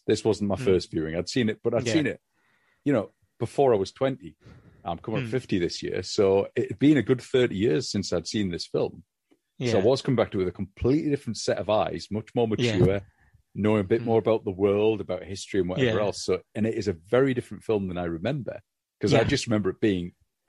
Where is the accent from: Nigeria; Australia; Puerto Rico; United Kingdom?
United Kingdom; England; Because for us as English people living in England at the time, I was not as aware of the Vietnam War